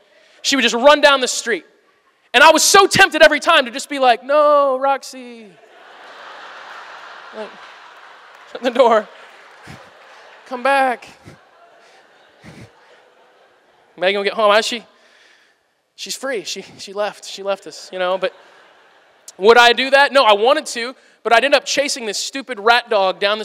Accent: Missouri, United States; my family, we're from Missouri.

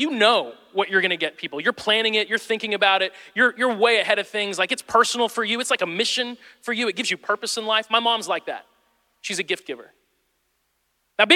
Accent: Midwest, United States; moved away; I'm from the Midwest

